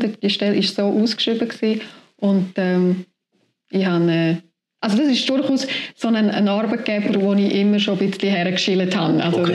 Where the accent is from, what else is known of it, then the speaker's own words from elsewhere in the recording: Tschappina, Graubünden, Switzerland; moved away as an adult; now in Rüeggisberg, Switzerland; ich bin in Chapina aufgewachsen